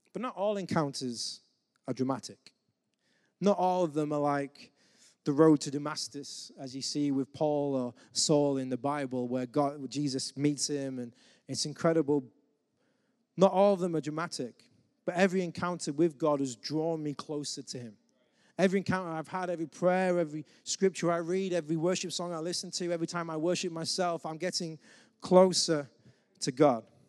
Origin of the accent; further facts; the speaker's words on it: England, United Kingdom; as the English man